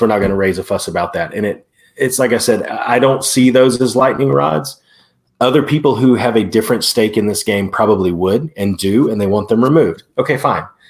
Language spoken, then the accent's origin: English; Prattville, Alabama, United States; Prattville, my hometown.